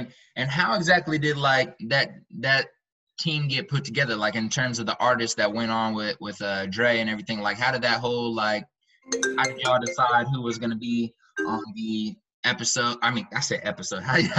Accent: Kansas City, Missouri, United States; I'm from Kansas City, so I stay out here in Kansas City.

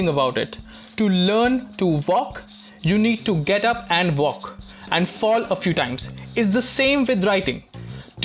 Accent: Delhi, India; Where I'm from, well, I'm an Indian from Delhi.

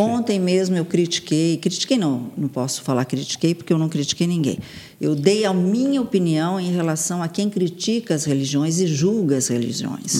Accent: Santos, São Paulo, Brazil; eu nasci em São Paulo, fui criada em Santos

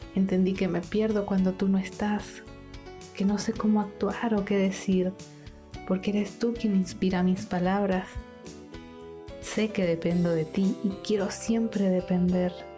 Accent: Mérida, Venezuela; now in Concepción, Chile; soy venezolana, merideña que vive hoy en la ciudad de Concepción, en Chile.

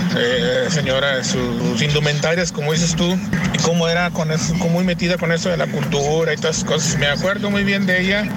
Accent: Matamoros, Tamaulipas, Mexico; Yo soy de allá de Matamoros también

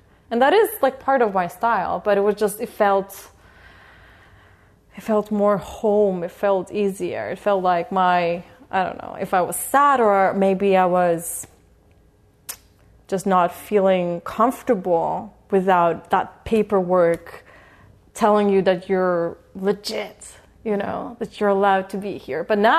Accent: Poland; moved away

